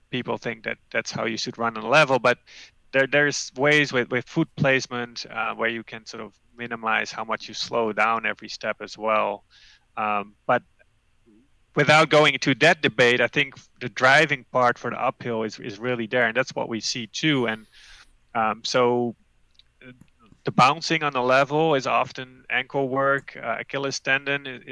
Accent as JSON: {"language": "English", "country": "Netherlands", "tie": "born or raised there", "moved": "as an adult", "lives_now": "Amherst, United States", "said": "Growing up in the Netherlands"}